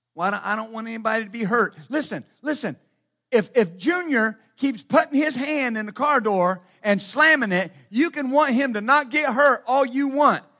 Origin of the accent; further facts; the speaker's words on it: Ashland, Ohio, United States; moved away; also born or lived in Wilmington; I was born in Wilmington, and, and they moved very shortly thereafter to Ashland, Ohio